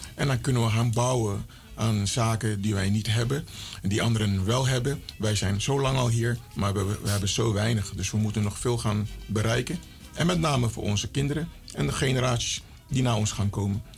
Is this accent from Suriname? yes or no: yes; Suriname; ik ben Surinamer